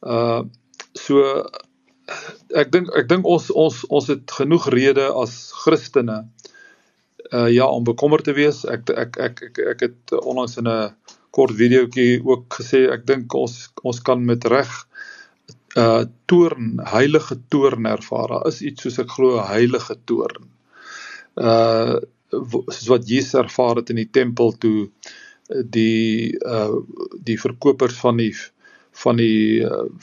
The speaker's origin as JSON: {"language": "Afrikaans", "country": "South Africa", "said": "ons land"}